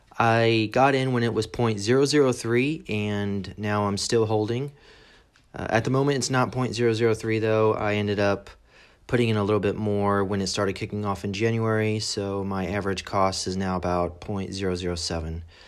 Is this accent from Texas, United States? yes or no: yes; San Antonio, Texas, United States; moved away as an adult; now in England, United Kingdom; I was born in San Antonio, Texas.